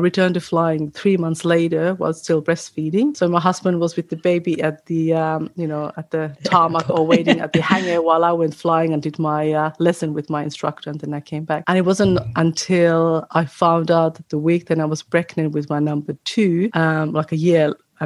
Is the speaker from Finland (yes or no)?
yes; Finland; also born or lived in Australia; now in New South Wales, Australia; I'm from Finland, but I live in Australia